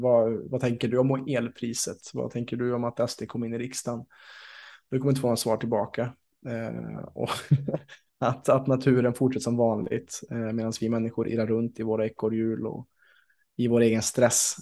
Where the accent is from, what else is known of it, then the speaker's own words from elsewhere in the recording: Vänersborg, Västra Götaland, Sweden; also born or lived in Ängsbacka; i min hemstad Vänersborg